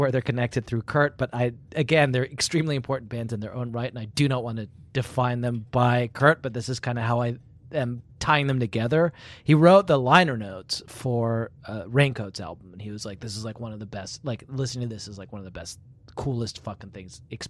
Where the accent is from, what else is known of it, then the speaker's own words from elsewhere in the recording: Brighton, South East England, United Kingdom; also born or lived in London; I'm from Brighton.